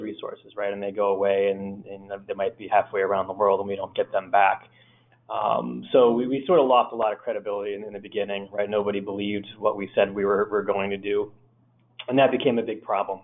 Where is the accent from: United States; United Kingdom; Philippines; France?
United States; Northeast; I grew up here in the Northeast